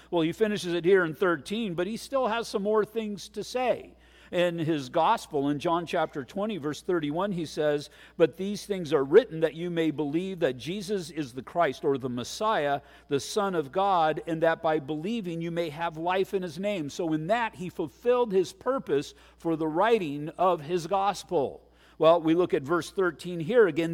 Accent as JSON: {"language": "English", "country": "United States"}